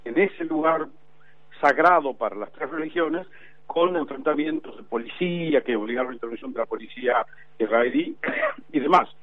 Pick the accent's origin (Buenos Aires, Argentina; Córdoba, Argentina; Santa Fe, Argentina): Santa Fe, Argentina; Yo soy un santafesino